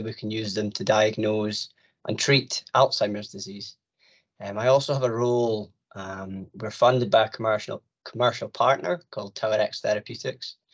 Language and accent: English; Aberdeen, Scotland, United Kingdom; I'm from Aberdeen